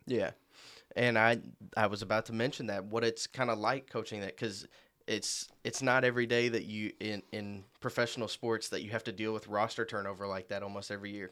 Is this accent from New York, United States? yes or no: no; Marion, Illinois, United States; I'm from Marion, Illinois